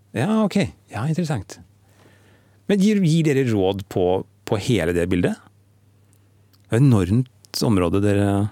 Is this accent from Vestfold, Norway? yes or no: yes; Stokke, Vestfold, Norway; der jeg vokste opp, i Stokke